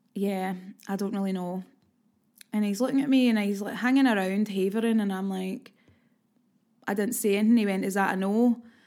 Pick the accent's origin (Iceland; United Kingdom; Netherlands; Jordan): United Kingdom; Glasgow, Scotland; It's my hometown